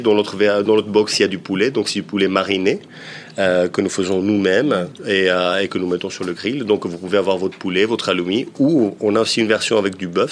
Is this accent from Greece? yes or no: yes; Peloponnese, Greece; Je suis originaire, du Péloponnèse